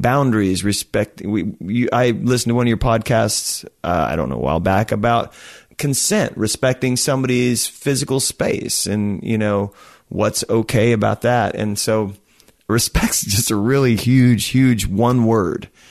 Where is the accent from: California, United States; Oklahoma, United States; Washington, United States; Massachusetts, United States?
Oklahoma, United States; I'm from Oklahoma.